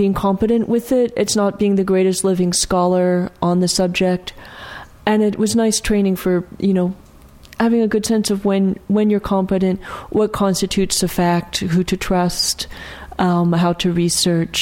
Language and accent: English; Bay Area, California, United States; also born or lived in Bridgeport, Connecticut / New Mexico / Cincinnati; I've been in the Bay Area since before kindergarten